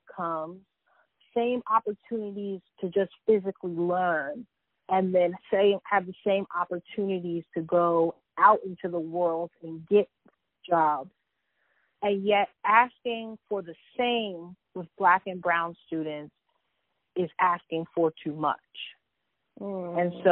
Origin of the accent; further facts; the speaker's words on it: New York City, New York, United States; born and raised in Harlem, New York